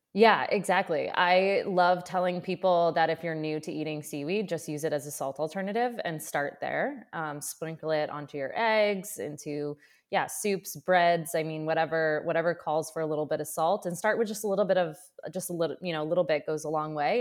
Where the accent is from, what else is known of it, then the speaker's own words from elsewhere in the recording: central Maine, United States; also born or lived in Colorado; I grew up in Maine, so I, I grew up in like central Maine